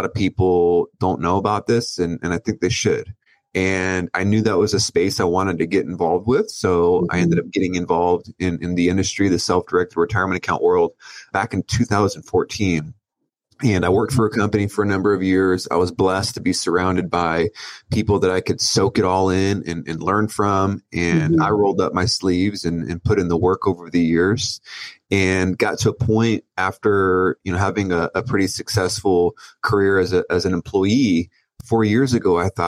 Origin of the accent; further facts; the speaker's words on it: Oceanside, California, United States; I grew up in Oceanside, California